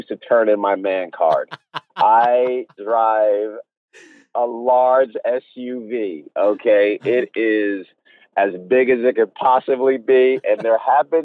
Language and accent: English; Rhode Island, United States; moved away as an adult; also born or lived in Oklahoma / Austin, Texas; I'm originally from Rhode Island